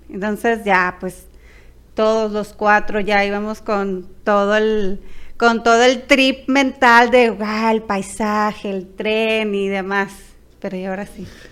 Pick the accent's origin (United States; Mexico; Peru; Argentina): Mexico; Culiacán, Sinaloa; somos de Culiacán, Sinaloa